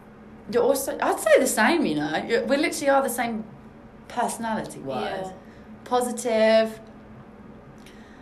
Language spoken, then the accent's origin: English; London, United Kingdom; I'm 22, and I'm from South London.